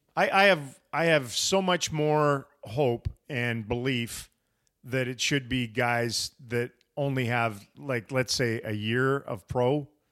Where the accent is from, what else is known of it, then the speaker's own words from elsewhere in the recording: United States; to me as an American that I am